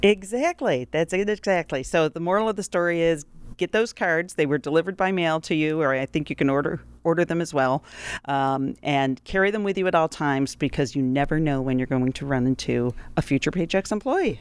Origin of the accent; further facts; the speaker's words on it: Rochester, New York, United States; growing up in Rochester, New York in nineteen seventy-one